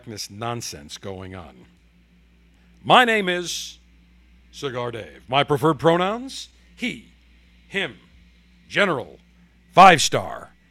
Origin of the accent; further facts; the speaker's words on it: Buffalo, New York, United States; I grew up in Buffalo, 3 minutes from the Canadian border